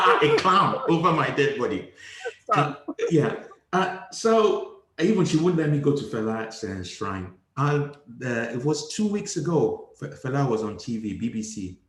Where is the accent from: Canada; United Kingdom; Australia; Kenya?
United Kingdom; Liverpool, North West England; born there; So I was born in Liverpool. I went back at the age of 5 and then came back at the age of 15.